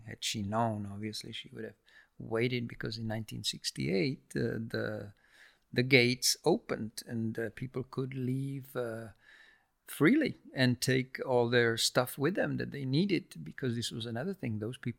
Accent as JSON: {"language": "English", "region": "Prague", "country": "Czechia", "tie": "born there", "said": "I was, like I said, I was born in Prague"}